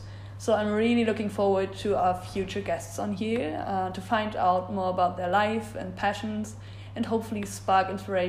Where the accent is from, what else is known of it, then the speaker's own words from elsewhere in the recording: Germany; I'm from Germany.